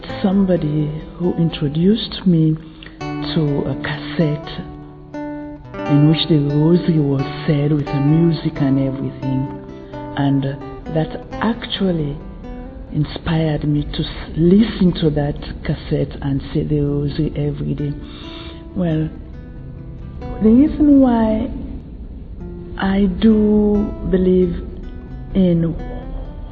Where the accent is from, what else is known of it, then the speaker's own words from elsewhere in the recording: Sierra Leone; I come from Sierra Leone.